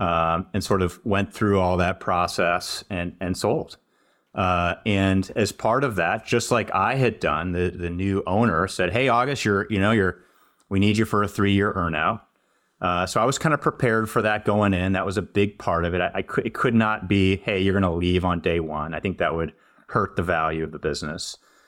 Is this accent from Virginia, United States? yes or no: no; California, United States; now in Wisconsin, United States; hey, I'm from California. I moved out here from the Bay Area.